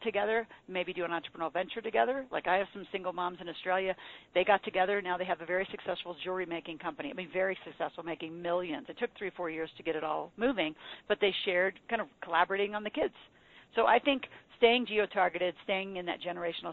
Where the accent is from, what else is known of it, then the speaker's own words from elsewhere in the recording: Nebraska, United States; moved away; I'm from Nebraska.